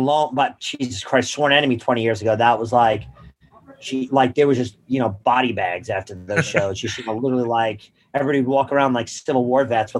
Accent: Long Island, New York, United States; also born or lived in Queens, New York; I was born in Queens and I moved to Long Island.

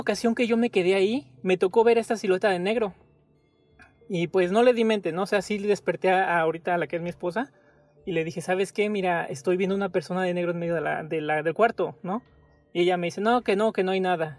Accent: Mexico; moved away; regresar a mi casa a México

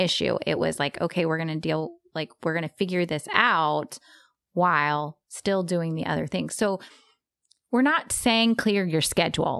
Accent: Texas, United States; I'm from Texas

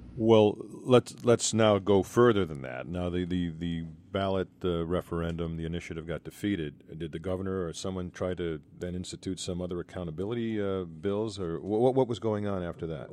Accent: Boston, Massachusetts, United States; I'm from Boston

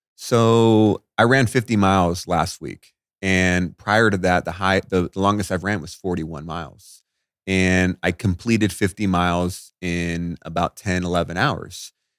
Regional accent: Las Vegas, Nevada, United States; I grew up in Veg-, I'm in Vegas, right? So it's dry out here.

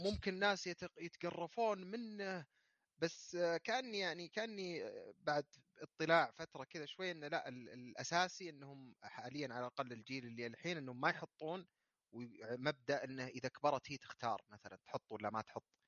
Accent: Saudi Arabia; عندنا في السعوديه

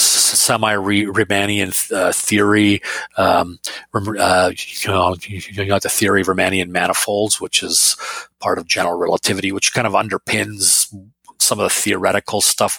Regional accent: Finland; moved away; So I was born in Finland

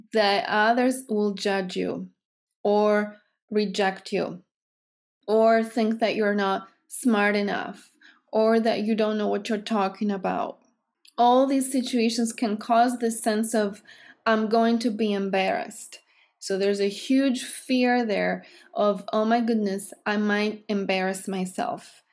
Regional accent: Greece; English is a second language; moved away; I'm from Greece, because I talk this way, because I have an accent

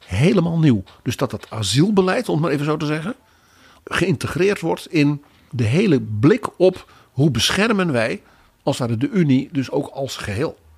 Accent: Netherlands; ons als Hollanders

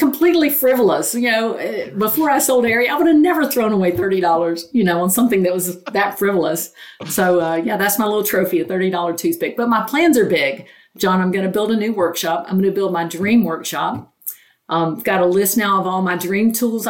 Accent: North Carolina, United States; I grew up very poor in North Carolina in a single wide

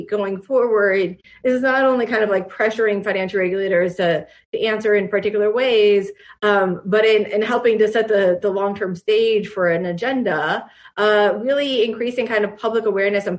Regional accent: Michigan, United States; I grew up in Michigan

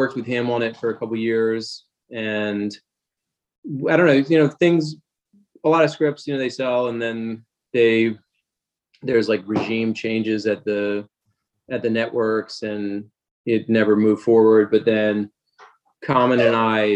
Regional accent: Wilmington, Delaware, United States; moved away as an adult; also born or lived in Baltimore; I grew up in Wilmington, Delaware

